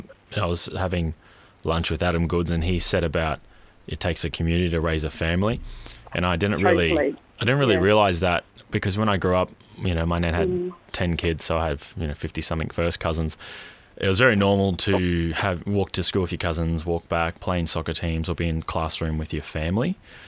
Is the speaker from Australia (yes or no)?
yes; Hervey Bay, Queensland, Australia; I grew up in Hervey Bay, and being Indigenous Australian, my father's Anglo, and his great-grandfather migrated from Yorkshire.